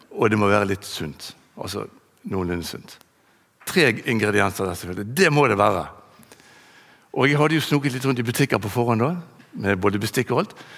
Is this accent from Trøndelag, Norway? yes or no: no; Bergen, Vestland, Norway; also born or lived in Bønes; Jeg vokste opp på Landås